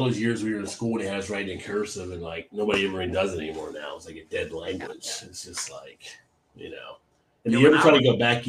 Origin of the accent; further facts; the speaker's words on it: Northern United States, United States; born there; I was born in the North. The North doesn't have that kind of stuff.